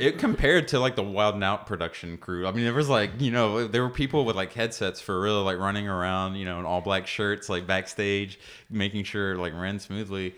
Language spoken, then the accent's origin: English; Cartersville, Georgia, United States; I grew up in, in Cartersville, Georgia